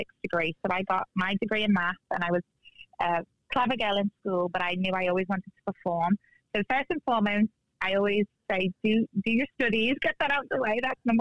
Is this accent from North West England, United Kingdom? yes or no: yes; Liverpool, North West England, United Kingdom; now in Las Vegas, United States; when I was in my hometown, which I'm originally from Liverpool, UK